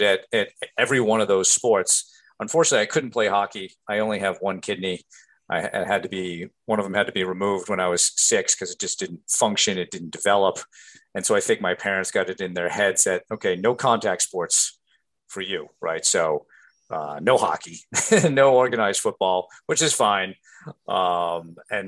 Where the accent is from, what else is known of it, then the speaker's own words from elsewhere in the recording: Rhode Island, United States; growing up in Rhode Island